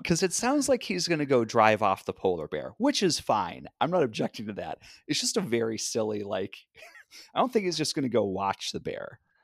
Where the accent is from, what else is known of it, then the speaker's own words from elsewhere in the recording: Cleveland, Ohio, United States; I come from Cleveland